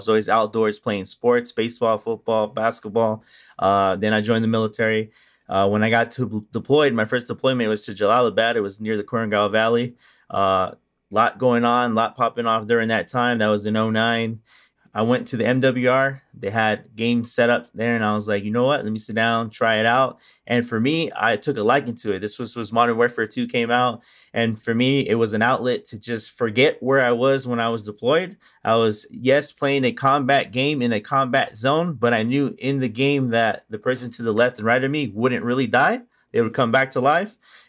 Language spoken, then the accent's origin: English; Puerto Rico; I'm originally from Puerto Rico, and she wanted to change life for us, so she went and joined the military.